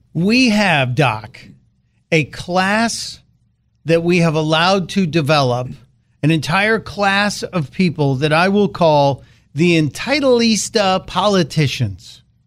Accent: Chicago, Illinois, United States; growing up in Chicago

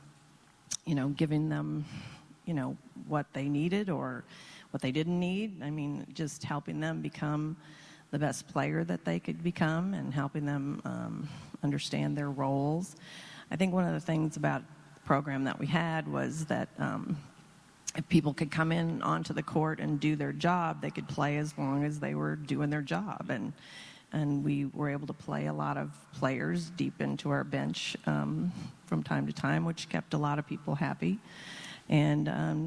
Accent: Iowa, United States; moved away; also born or lived in Kentucky / Florida; I grew up in Iowa

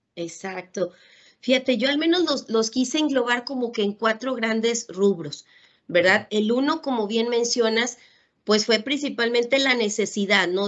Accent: Ciudad Valles, San Luis Potosí, Mexico; moved away as an adult; now in Monterrey, Mexico; soy originaria de Ciudad Valle, San Luis Potosí. Por temas de educación, pues me vine a Monterrey, Nuevo León a estudiar

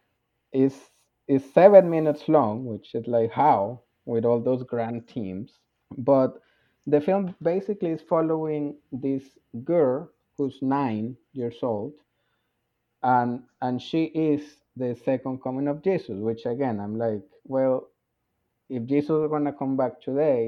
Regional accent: Colombia; I am from Colombia, which is a very Catholic country. I went to a Catholic high school

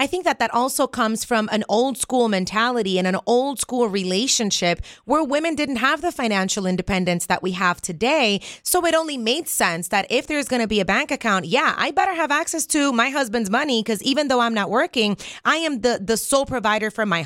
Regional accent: Cuba; moved away; I was born in Cuba, so this custom did not exist when I was growing up

